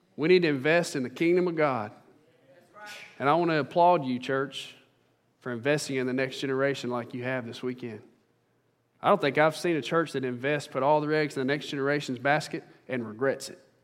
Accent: Central Mississippi, United States; I'm from Central Mississippi.

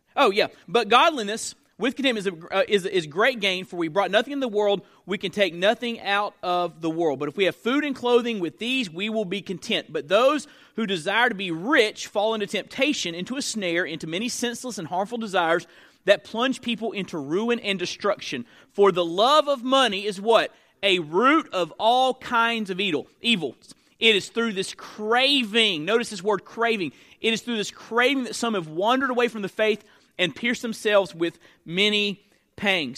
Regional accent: Perry, Florida, United States; my hometown, uh, growing up, Perry, Florida

